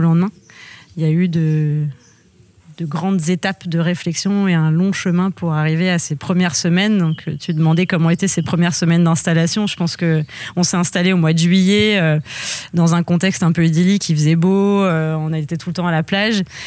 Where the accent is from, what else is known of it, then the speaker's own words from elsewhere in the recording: Lisieux, Normandy, France; moved away as an adult; also born or lived in Angers; alors moi je suis normande, je suis née dans le Calvados et j'ai grandi en Normandie à Lisieux jusqu'à jusqu'à mes 18 ans